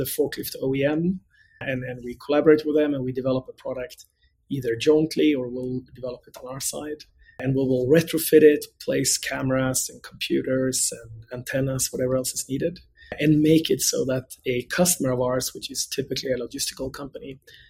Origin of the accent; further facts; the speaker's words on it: Gothenburg, Västra Götaland, Sweden; English is a second language; moved away as an adult; now in United States; So born and bred in Sweden. That's where I grew up, actually on the West Coast in a city called Gothenburg, where I attended the Gothenburg University.